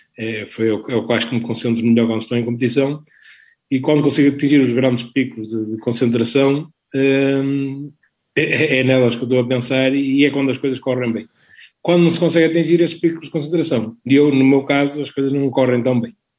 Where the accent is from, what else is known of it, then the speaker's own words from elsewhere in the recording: Vila do Conde, Norte, Portugal; sou de Vila do Conde